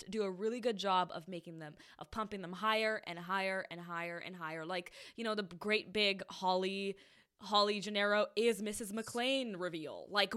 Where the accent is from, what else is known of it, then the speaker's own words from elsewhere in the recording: India; moved away; I grew up in India.